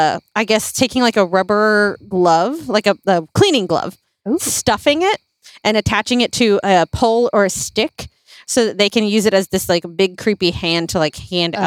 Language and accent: English; Philippines; moved away; when we grew up in the Philippines when I was younger